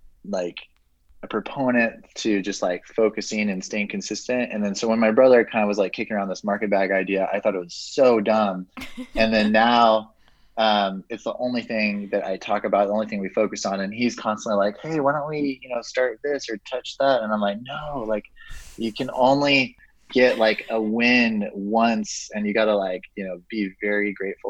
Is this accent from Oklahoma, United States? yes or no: no; Santa Barbara, California, United States; growing up in Santa Barbara